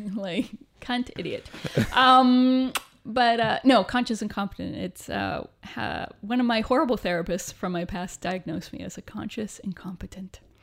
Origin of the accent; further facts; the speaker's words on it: Canada; moved away as an adult; also born or lived in Vancouver / Toronto; now in United Kingdom; being Canadian